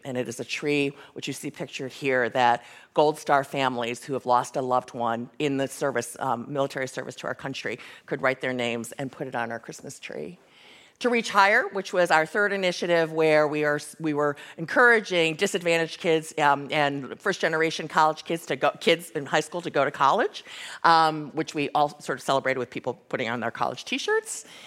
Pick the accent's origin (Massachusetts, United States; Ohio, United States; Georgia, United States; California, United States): Ohio, United States; Cleveland; Midwest suburban childhood that I had